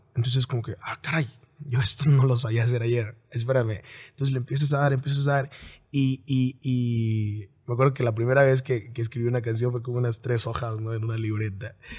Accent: Apatzingán, Michoacán, Mexico; Nací en Michoacán

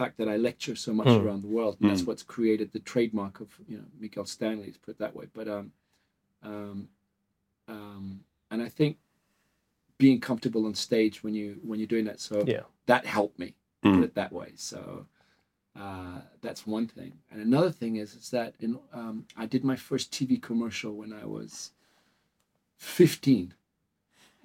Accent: Durban, KwaZulu-Natal, South Africa; now in Portugal; I was born in South Africa.

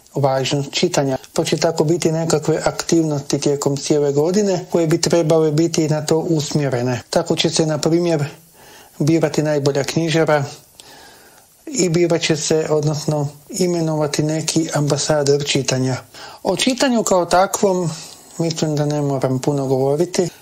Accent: Croatia

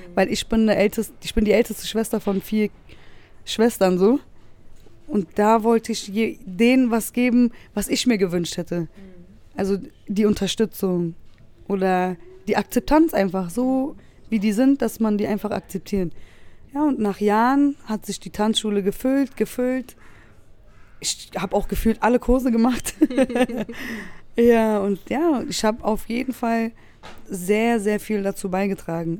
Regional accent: Berlin, Germany; wie ich aufgewachsen bin. Weil äh, bei uns in Wedding gab es immer einen Kodex

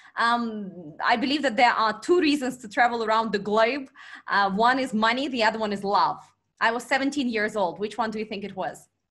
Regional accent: Vladivostok, Primorsky Krai, Russia; born or raised there; moved away as an adult; also born or lived in China

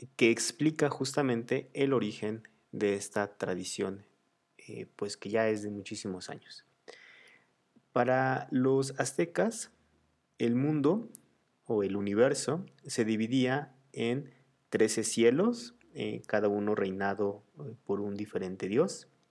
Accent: Mexico; mi celebración favorita de todas las costumbres que tenemos en México

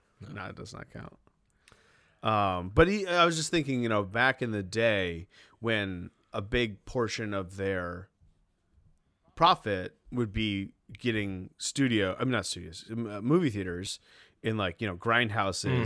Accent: Maine, United States; moved away; I'm from Maine

